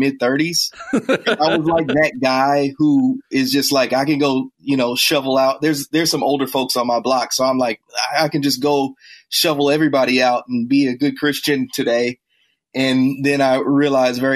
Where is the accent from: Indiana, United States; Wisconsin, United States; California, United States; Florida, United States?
Indiana, United States; Indianapolis; now in Chicago, United States; I grew up in Indianapolis and spent most of my early childhood nominally Catholic